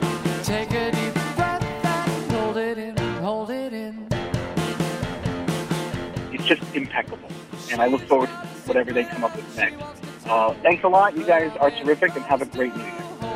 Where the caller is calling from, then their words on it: Los Angeles, California, United States; I'm calling from Los Angeles, where I listen to you via podcast.